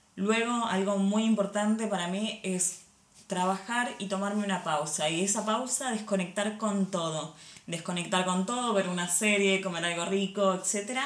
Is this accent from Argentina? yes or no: yes; Argentina; moved away as an adult; now in Barcelona, Spain; Yo nací en Argentina, sí, ahí estudié diseño industrial y pasé unos años trabajando como diseñadora en Argentina